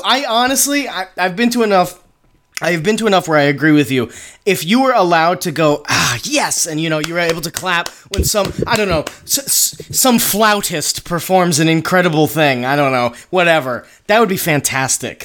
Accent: Northeast, United States; I'm from the Northeast

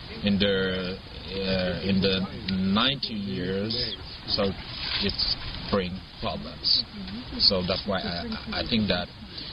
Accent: Senegal; I'm from Senegal in West Africa.

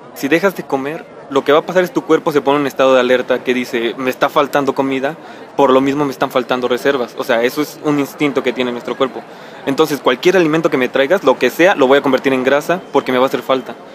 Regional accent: Mexico; como somos mexicanos y comemos grasa todas las noches

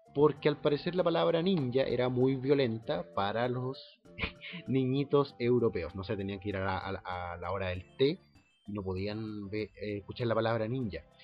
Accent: Concepción, Biobío, Chile; now in Santiago, Chile; nosotros tenemos los Yoko en Concepción

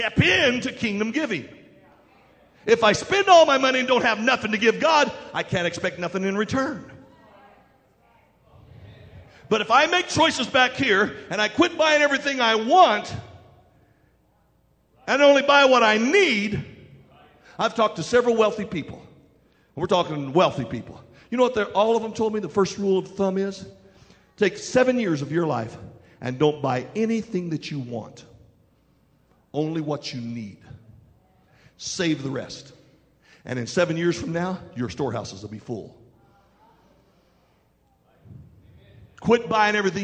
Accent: West Virginia, United States; we're from West Virginia

